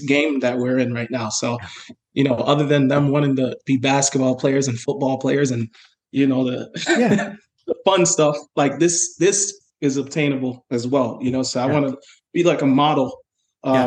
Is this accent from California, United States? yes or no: no; New York City, New York, United States; I am from New York City